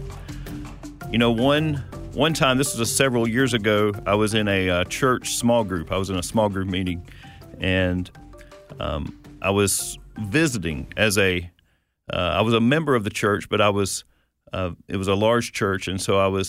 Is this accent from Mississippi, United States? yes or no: yes; Northeast Mississippi, United States; I am from Northeast Mississippi, and I went to community college